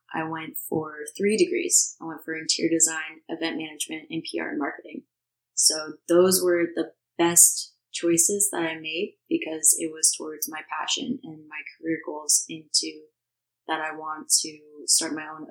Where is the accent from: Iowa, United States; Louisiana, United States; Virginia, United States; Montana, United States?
Virginia, United States; Virginia Beach; moved away as an adult; I'm 23 years old. I came from Virginia Beach, Virginia, moved to New Jersey about a year and a half ago